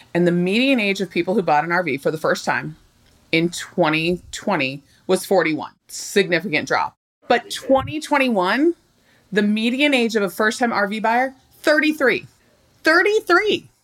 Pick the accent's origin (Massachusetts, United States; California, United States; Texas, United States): California, United States; Southern; I grew up in Southern California